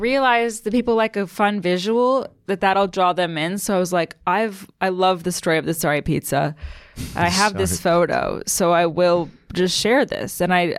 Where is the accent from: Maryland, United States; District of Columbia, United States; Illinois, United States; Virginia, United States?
Maryland, United States; I'm from Maryland.